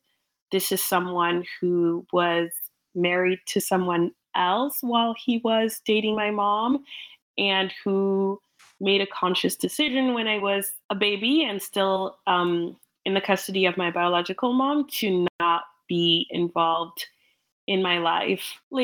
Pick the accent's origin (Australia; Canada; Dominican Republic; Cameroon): Cameroon; English is a second language; also born or lived in England; now in United States; Cameroon, but moving to England, yes, immediately I very much felt, you know, like a fish out of water. I didn't speak English.